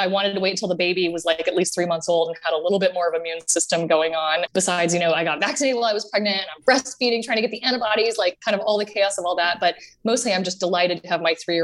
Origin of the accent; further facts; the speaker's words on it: Austin, Texas, United States; grew up in Austin, Texas, and my parents bought the miniature train in Zilker Park